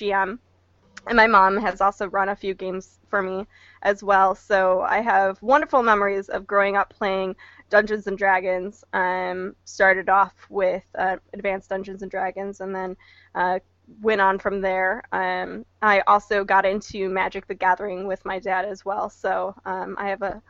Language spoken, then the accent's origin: English; Midwest, United States; moved away; I grew up in the Midwest, so Gen Con was actually my local con.